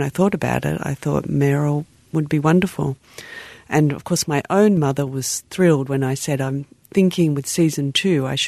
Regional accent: Australia; I'm Australian

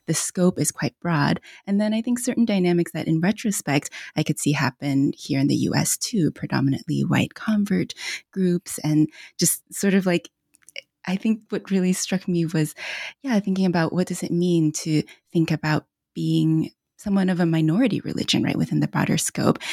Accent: United States; also born or lived in China; I'm Chinese American, came to this country when I was about four years old

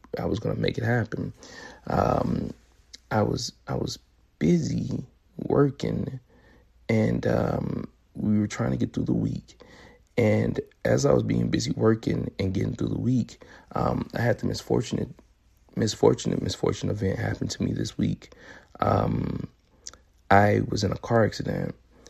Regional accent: Memphis, Tennessee, United States; moved away; where I'm from, Memphis, Tennessee, to visit my family

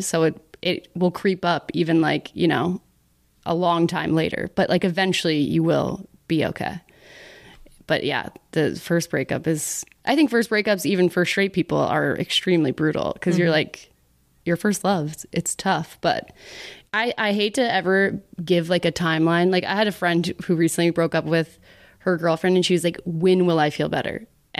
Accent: Dallas, Texas, United States; Spread the news. I'm from Dallas, you know.

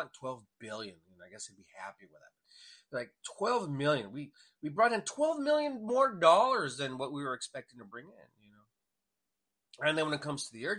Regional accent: El Paso, Texas, United States; I was born in El Paso, Texas

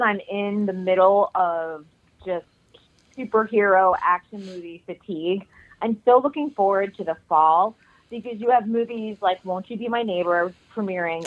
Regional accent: New England, United States; I'm from New England and there's a lot of blue bloods and old money

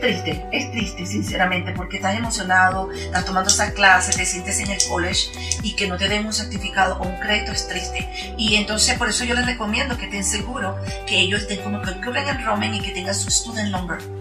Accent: Venezuela; now in Utah, United States; yo soy venezolana

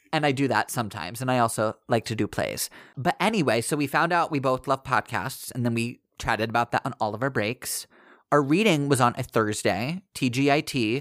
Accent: Virginia, United States; moved away as an adult; now in New York City, United States; I grew up in Virginia and moved to New York City just over seven years ago

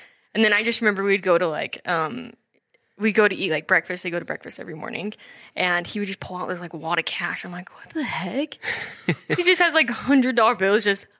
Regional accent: Idaho Falls, Idaho, United States; Yeah, so I'm from Idaho Falls.

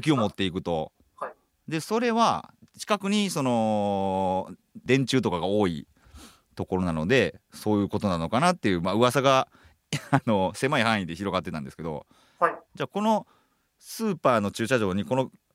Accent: Hyogo, Japan; 僕兵庫県なんですけど出身が

